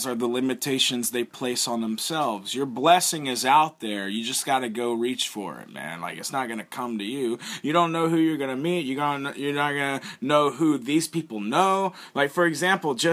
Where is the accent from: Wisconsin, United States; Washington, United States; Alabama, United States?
Alabama, United States; moved away as an adult; now in Japan; I'm from Alabama, I'm a pro wrestler and a rapper